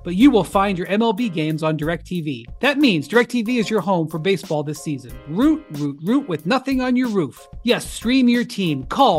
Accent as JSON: {"language": "English", "region": "Michigan", "country": "United States", "tie": "born or raised there", "said": "The Detroit Pistons have a great looking future. Being back in my home state, it's just great to see that the Pistons have a great future."}